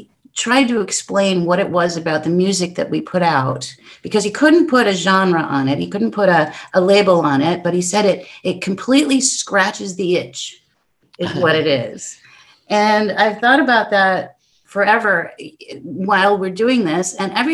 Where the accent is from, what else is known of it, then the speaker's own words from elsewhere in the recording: Detroit, Michigan, United States; I'm from Detroit